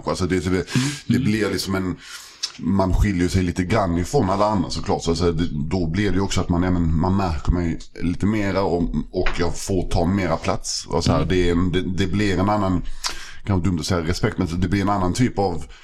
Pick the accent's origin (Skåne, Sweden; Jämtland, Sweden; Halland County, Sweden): Skåne, Sweden; Malmö; Jag växte upp i, alltså i, i Malmö, mm. en, i en förort som heter Limhamn. Precis vid, vid alltså vattnet, så västra, mm. eh, västra Malmö.